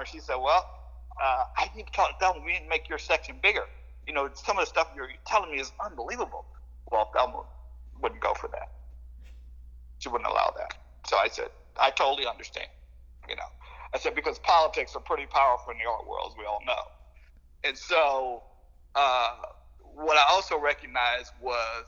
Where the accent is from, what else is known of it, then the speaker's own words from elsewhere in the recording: the South, United States; moved away; also born or lived in Kansas City; I grew up in the South.